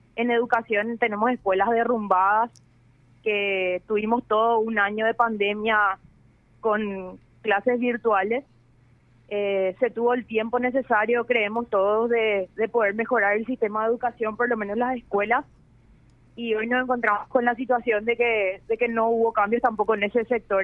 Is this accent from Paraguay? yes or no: yes; Paraguay